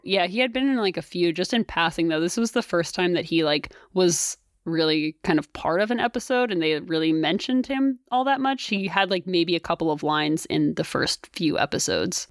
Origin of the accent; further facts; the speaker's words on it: New Jersey, United States; we're from New Jersey